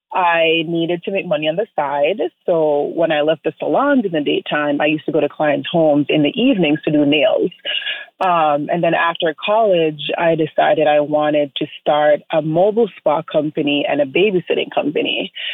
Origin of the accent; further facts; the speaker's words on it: Jamaica; moved away; also born or lived in Nantucket; I started um, doing nails since I was like 14 years old, growing up in Jamaica